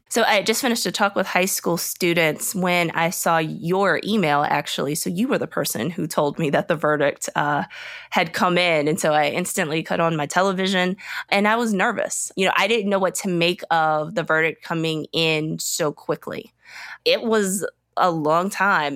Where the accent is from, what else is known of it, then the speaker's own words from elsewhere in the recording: Richmond, Virginia, United States; now in Atlanta, United States; I grew up in Virginia, the Upper South. Uh, I grew up right outside of Richmond, Virginia.